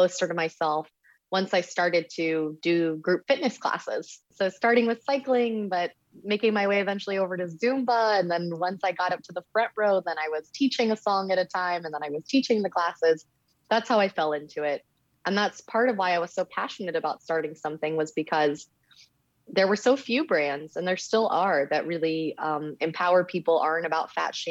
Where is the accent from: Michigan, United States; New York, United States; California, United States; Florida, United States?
Florida, United States; Miami; moved away; I'm from Miami